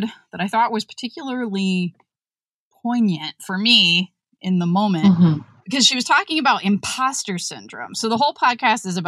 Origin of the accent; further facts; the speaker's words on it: West Virginia, United States; moved away; We're from West Virginia